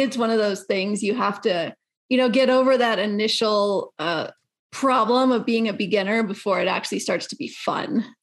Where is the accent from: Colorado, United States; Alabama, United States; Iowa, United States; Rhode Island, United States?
Colorado, United States; I'm from Colorado